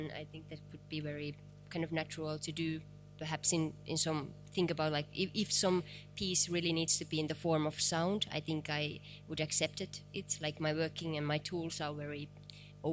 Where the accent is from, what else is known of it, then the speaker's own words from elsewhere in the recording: East part of Finland, Eastern Finland, Finland; English is a second language; I'm from East part of Finland.